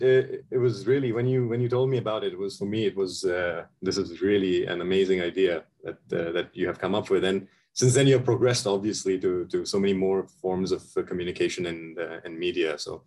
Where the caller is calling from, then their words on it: Himachal Pradesh, India; So I am currently sitting in the state of Himachal Pradesh in India. And this is near the Himalayas.